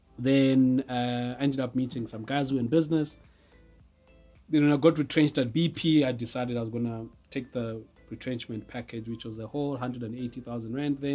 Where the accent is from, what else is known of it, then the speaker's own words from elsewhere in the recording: Zimbabwe; moved away as an adult; also born or lived in Malawi; now in South Africa; I was born in Malawi, went to school in Zimbabwe